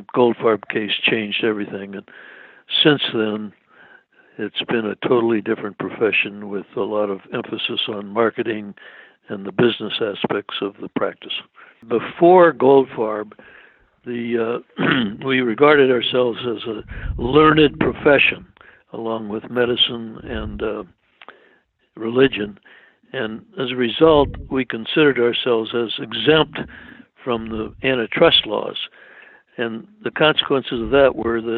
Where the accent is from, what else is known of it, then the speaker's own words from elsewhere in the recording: Washington, District of Columbia, United States; moved away as an adult; also born or lived in Boston; now in Cleveland, United States; I was born in Boston. I really grew up in Washington, D.C.